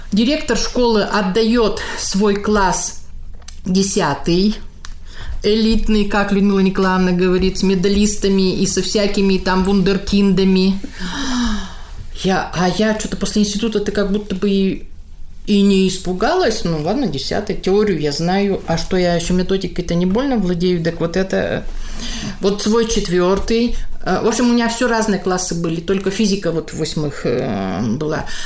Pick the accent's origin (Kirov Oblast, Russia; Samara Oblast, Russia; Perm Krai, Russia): Kirov Oblast, Russia; Съездили домой, я из Санчурского района.